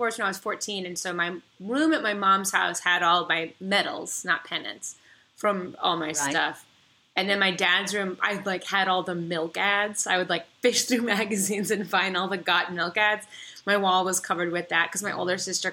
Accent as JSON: {"language": "English", "town": "Kansas City", "region": "Missouri", "country": "United States", "tie": "born or raised there", "moved": "yes", "said": "I'm from Kansas City"}